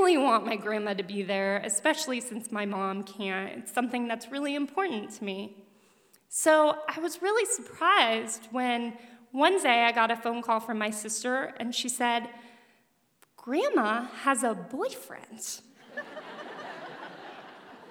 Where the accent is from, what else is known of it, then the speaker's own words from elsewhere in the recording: Denver, Colorado, United States; I grew up in Denver, Colorado